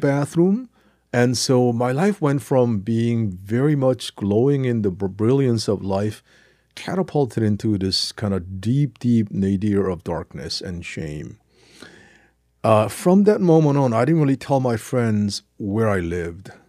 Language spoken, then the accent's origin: English; South Korea; English is a second language; moved away; also born or lived in New Jersey, United States / Cambridge, England; learning English in Korea